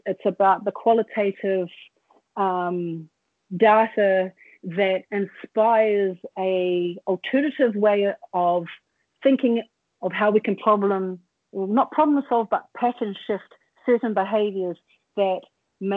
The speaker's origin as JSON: {"language": "English", "country": "New Zealand", "tie": "born or raised there", "said": "when I was born and I grew up here in Aotearoa"}